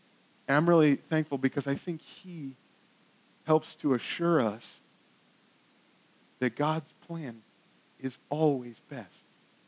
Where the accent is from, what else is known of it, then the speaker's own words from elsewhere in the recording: Virginia, United States; I like telling people that I'm from Northern Virginia, but I don't always like it here.